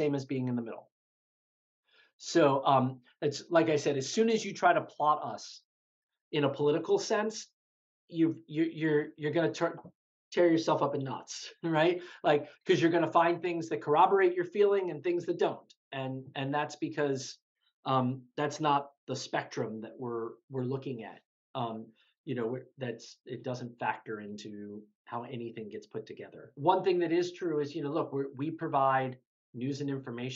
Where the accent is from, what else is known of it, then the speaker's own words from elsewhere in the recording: Baltimore, Maryland, United States; I grew up in Baltimore, actually, Baltimore City